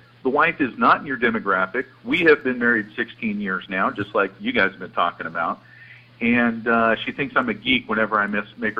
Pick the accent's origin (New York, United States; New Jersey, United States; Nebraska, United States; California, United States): California, United States; Santa Clara; now in Texas, United States; in the 832 again. Yeah, I'm from Texas, but I'm an exiled South Bay Santa Clara boy.